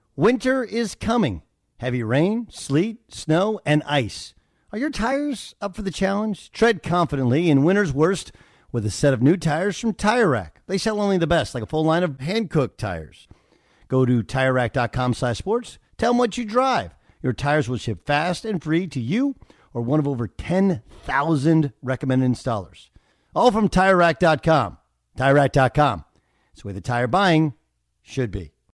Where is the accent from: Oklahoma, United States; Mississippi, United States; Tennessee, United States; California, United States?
California, United States; Orange; When I was a kid growing up in Orange, California